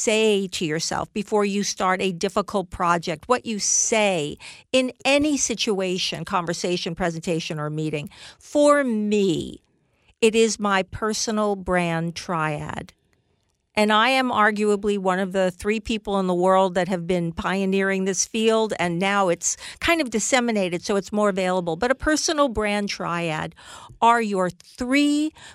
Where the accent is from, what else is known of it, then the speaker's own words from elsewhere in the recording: United States; I am an American marketer.